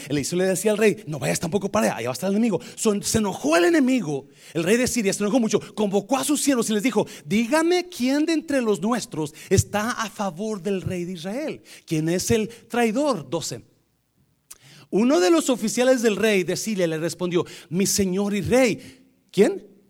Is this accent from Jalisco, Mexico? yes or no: no; Nayarit, Mexico; nosotros somos de Nayarit